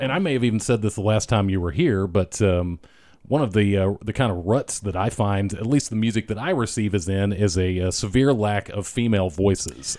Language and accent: English; Texas, United States; I'm notably Texan host